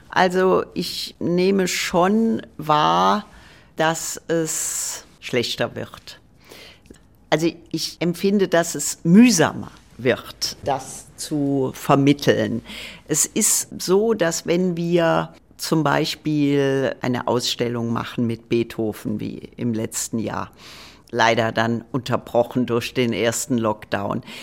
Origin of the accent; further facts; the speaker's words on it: Trier, Rhineland-Palatinate, Germany; Ich komme aus Trier. Ich war so, glaube ich, 14, äh, 15.